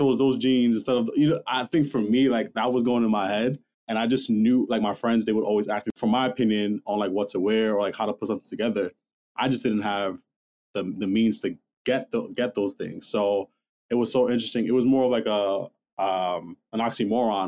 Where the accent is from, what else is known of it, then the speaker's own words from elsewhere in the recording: New York, United States; I'm from New York, born and raised